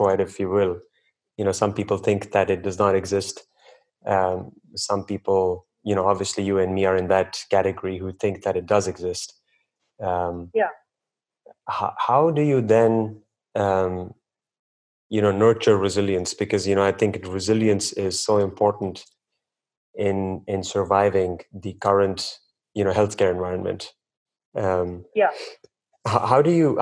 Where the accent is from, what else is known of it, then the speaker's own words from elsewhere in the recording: India; I was born and raised in India as well